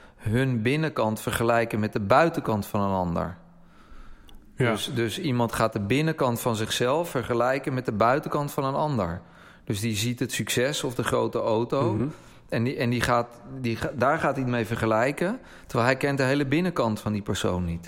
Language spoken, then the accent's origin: Dutch; Netherlands; als Nederlanders